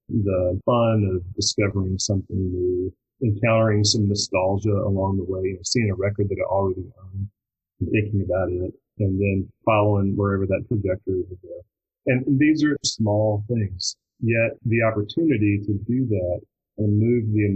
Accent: Shreveport, Louisiana, United States; moved away; also born or lived in Austin; I grew up in Shreveport, Louisiana.

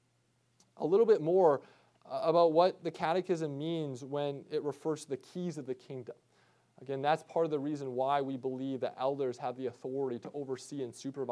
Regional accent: Midwest, United States; I grew up deer hunting in the Midwest

